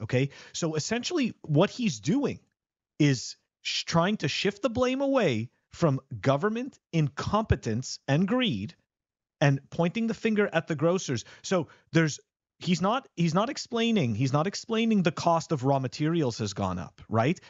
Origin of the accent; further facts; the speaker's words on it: Canada; now in United States; I'm a Canadian living in America.